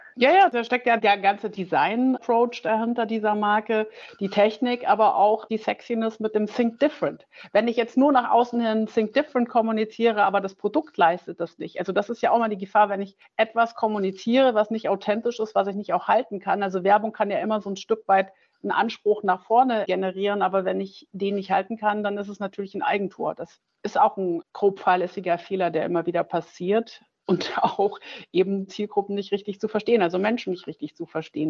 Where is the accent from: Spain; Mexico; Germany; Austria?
Germany; also born or lived in Schwerte, Germany / Noordwijk, Netherlands / Griesheim, Germany; ich nach dem sechsten Jahr wieder dann nach Deutschland gekommen bin